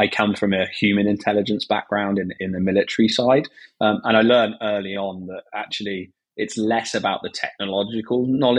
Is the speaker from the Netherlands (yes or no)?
no; England, United Kingdom; as a British guy